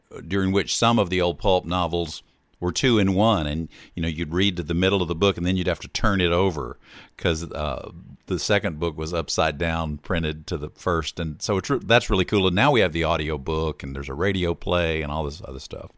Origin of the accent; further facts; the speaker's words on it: Hattiesburg, Mississippi, United States; moved away as an adult; also born or lived in Austin, Texas; now in Nashville, United States; I had come back from Austin at one point to my hometown of Hattiesburg, Mississippi